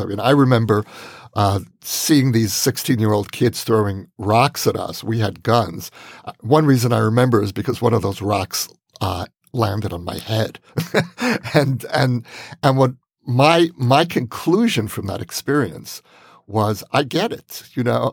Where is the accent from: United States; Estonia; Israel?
Israel; as an Israeli